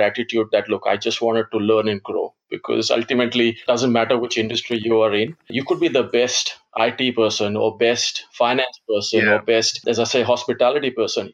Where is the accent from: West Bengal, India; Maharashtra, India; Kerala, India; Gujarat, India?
Gujarat, India; first language Gujarati; English is a second language; moved away as an adult; now in Australia; my background, ethnic background is Indian. I was born in India and I've been in Australia since 99